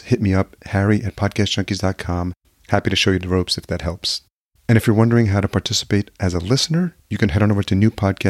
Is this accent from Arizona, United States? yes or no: no; New York, United States; also born or lived in Los Angeles / Atlanta; now in Minneapolis, United States; I grew up in New York